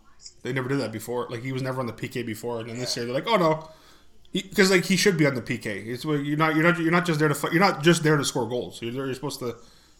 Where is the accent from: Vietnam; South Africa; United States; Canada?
Canada; Hamilton, Ontario; I'm Canadian. It's like, oh, you're from Toronto, it's like, no, I'm from Hamilton, Stony Creek, I'm not from fucking Toronto, because I'm not, it's I'm close to Toronto, technically